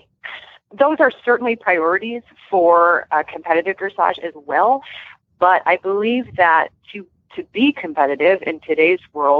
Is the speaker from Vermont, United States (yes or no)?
yes; Vermont, United States; now in California, United States; I'm from Vermont originally, but when I moved out here